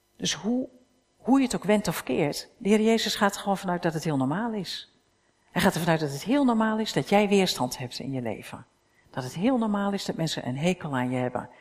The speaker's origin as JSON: {"language": "Dutch", "country": "Netherlands", "said": "staan we ook nog bekend als uberkritisch hè, als Hollanders, Nederlanders"}